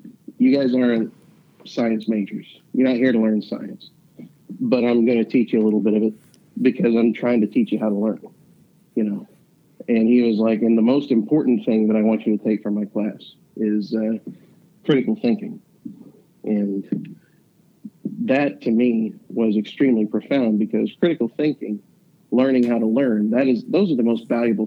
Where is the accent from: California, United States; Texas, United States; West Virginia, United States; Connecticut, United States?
West Virginia, United States; Huntington; I came from the West End of Huntington